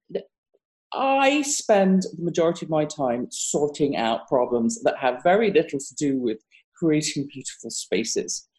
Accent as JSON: {"language": "English", "country": "United Kingdom", "also_born_or_lived": "Japan / Bahrain / Abu Dhabi", "moved": "as an adult", "lives_now": "Massachusetts, United States", "said": "as you can hear from my accent, I'm not from America. I'm British"}